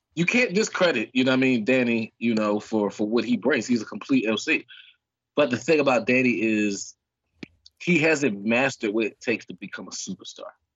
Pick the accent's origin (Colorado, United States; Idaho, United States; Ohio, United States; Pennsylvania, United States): Pennsylvania, United States; Philadelphia; I'm from the streets, man. I'm from North Philly